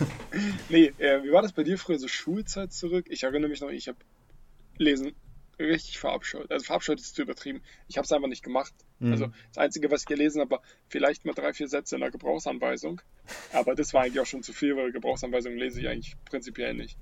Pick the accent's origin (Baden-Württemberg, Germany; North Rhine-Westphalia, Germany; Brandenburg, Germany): Brandenburg, Germany; Teltow; in Telto, wo ich aufgewachsen bin